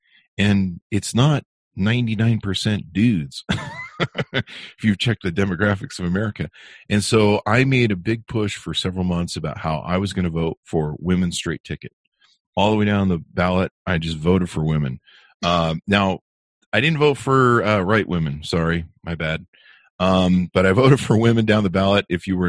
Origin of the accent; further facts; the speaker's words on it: Las Vegas, Nevada, United States; also born or lived in Utah; You know, I come from Las Vegas